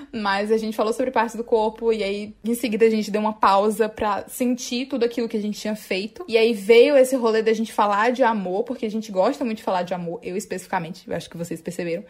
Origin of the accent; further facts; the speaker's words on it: Northeast Brazil, Brazil; a gente reafirma enquanto nordestinas